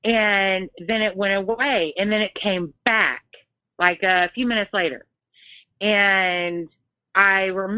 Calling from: Texas, United States; Hey, this is … from Texas. I've talked to you before.

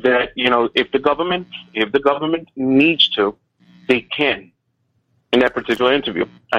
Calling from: New York City, New York, United States; I'm calling from New York City.

